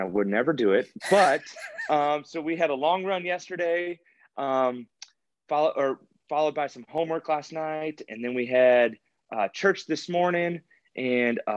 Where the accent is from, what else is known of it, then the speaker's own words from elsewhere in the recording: Kansas City, Kansas, United States; now in Louisville, United States; I grew up in Kansas City, Kansas